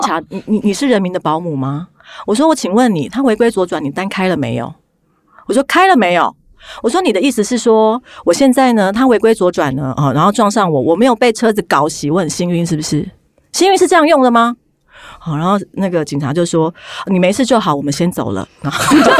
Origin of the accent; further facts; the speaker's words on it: southern Taiwan, Taiwan; now in Taipei, Taiwan; 我们是南部人嘛，很早就就是在北部自己租房子